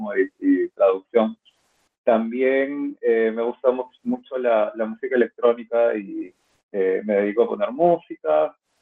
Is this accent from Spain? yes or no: no; Peru; also born or lived in Lima / Boston; soy peruano